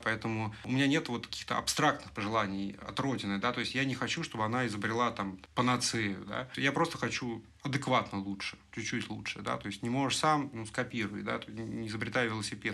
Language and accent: Russian; Russia; moved away as an adult; я уехал из России